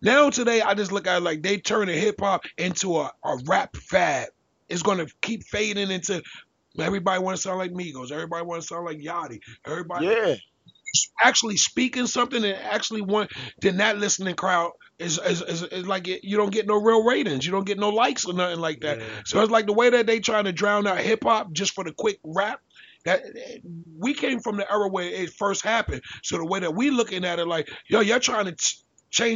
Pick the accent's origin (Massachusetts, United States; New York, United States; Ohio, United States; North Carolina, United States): New York, United States; New York City; I'm from Brooklyn